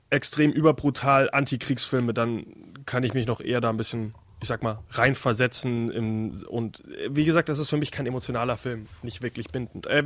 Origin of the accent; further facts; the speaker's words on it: Austria; wie man halt als Österreicher so denkt